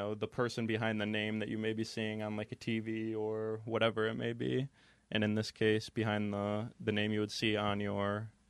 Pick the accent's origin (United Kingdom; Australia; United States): United States; Binghamton, New York; now in Buffalo, United States; because I'm actually not from around here, for people that may not know, because I came from Binghamton, New York, and it's about 3 hours away. And so I'd love to just get to know people up here in Buffalo.